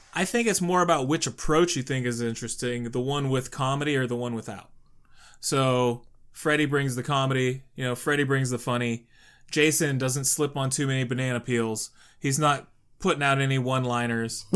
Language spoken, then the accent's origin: English; Youngstown, Ohio, United States; I'm from Mob City, U S A here in Youngstown